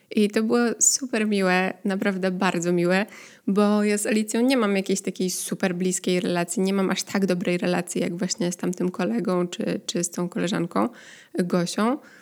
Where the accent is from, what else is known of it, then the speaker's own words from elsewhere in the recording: Poland; now in Netherlands; pochodzę z Polski